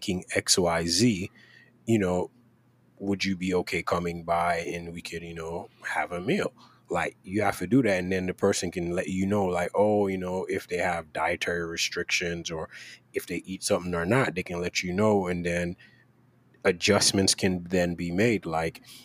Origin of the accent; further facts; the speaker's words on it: Jamaica; moved away; I grew up in Jamaica